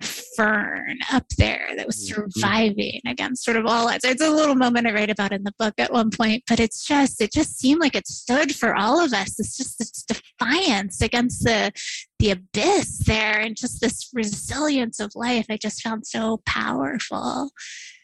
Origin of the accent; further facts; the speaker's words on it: Kentucky, United States; moved away as an adult; also born or lived in St. Louis, Missouri; I grew up in Kentucky, didn't really travel very often beyond the state line